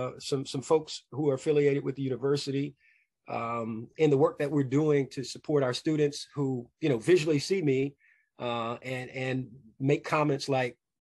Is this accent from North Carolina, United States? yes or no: no; Louisville, Kentucky, United States; growing up in Louisville, Kentucky